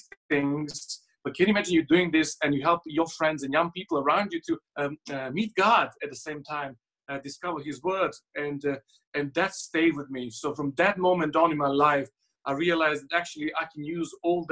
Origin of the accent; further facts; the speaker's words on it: Serbia; English is a second language; moved away as an adult; now in United Kingdom; I was born in Serbia. I lived there to the age of 18.